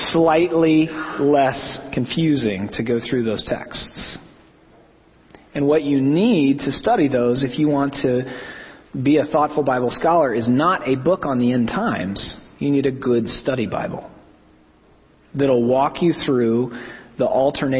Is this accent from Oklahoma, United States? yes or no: yes; Oklahoma, United States; growing up in Oklahoma in the 80s